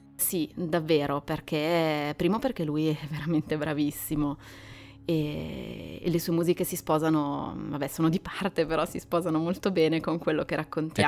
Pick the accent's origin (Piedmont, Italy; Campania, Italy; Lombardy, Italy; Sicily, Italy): Lombardy, Italy; Milan; moved away as an adult; now in Varese, Italy; io vivo a Varese ormai da 13 anni, sono di Milano